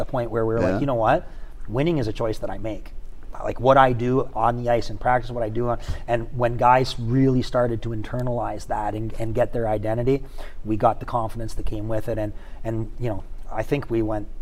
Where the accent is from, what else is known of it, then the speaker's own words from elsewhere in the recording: just outside London, Ontario, Canada; accent: Canadian; now in Shreveport, United States; Just outside of London, Ontario, Canada.